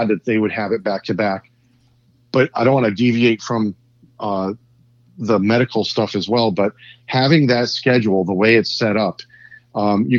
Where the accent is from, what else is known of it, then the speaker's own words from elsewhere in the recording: Connecticut, United States; I'm only from Connecticut.